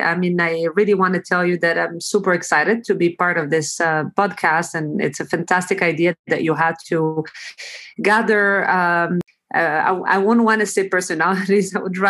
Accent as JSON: {"language": "English", "town": "Fez", "region": "Fès-Meknès", "country": "Morocco", "tie": "born or raised there", "also_born_or_lived": "New York City, United States / Toronto, Canada", "moved": "as an adult", "said": "childhood in Fez, where I'm right now. And so I was born and raised in Fez"}